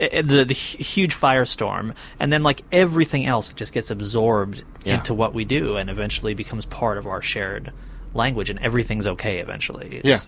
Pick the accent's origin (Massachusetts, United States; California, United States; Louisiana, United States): Massachusetts, United States; Lenox; I'm from Lenox, actually.